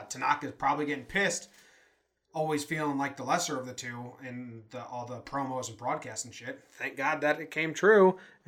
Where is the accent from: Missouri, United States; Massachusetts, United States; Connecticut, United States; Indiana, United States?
Connecticut, United States; now in Denver, United States; We are transplanted Yankee fans, originally from Connecticut.